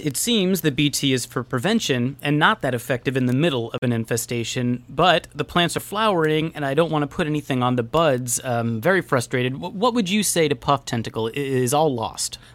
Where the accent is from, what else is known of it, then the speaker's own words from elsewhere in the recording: Union City, California, United States; I am from Union City, California